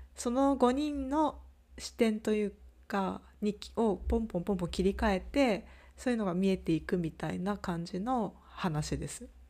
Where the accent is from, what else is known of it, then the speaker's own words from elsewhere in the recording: Japan; moved away as an adult; 私はその外に出ていた側だったのであの今地元に帰ってきてる